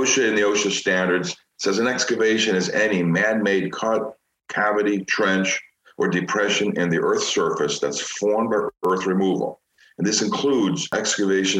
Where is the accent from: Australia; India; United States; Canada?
United States; Chicago, Illinois; Growing up in Chicago